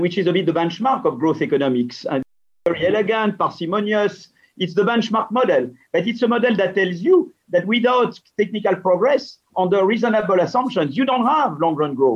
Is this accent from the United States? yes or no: no; France